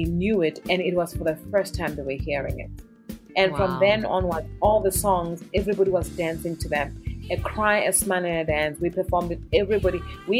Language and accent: English; South Africa; It's confidence in who you are as a South African artist. The power, our sound, not even our music, our sound, our colors of the clothing, the food we eat, our language, you know.